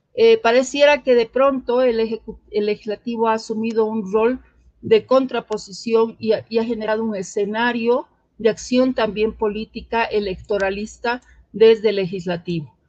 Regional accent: Cochabamba, Bolivia; quienes somos de Cochabamba

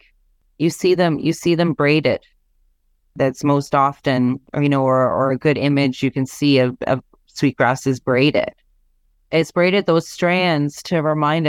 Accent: Ontario, Canada; I'm Anishinaabe from Ontario.

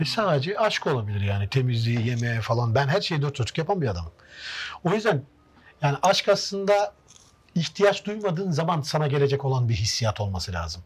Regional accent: Trabzon, Turkey; now in Konya, Turkey; Trabzonlu olduğum için

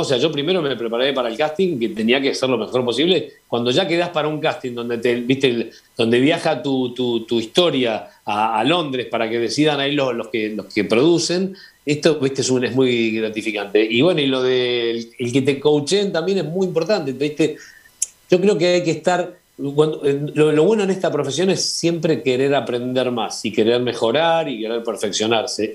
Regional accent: Argentina; como argentino conocido en España

